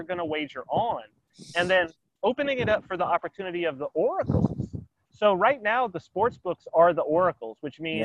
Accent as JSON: {"language": "English", "town": "San Bernardino", "region": "California", "country": "United States", "tie": "born or raised there", "moved": "yes", "lives_now": "Saipan, Northern Mariana Islands", "said": "I was raised in San Bernardino, California"}